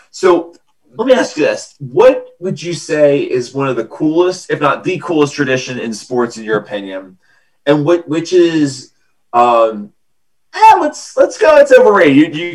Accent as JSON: {"language": "English", "town": "Philadelphia", "region": "Pennsylvania", "country": "United States", "accent": "Philadelphia", "said": "Of course, I have my Philadelphia accent"}